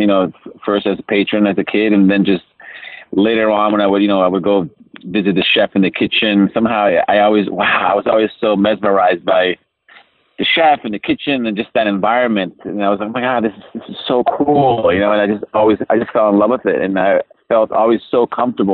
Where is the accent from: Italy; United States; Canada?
Italy; moved away; growing up in Italy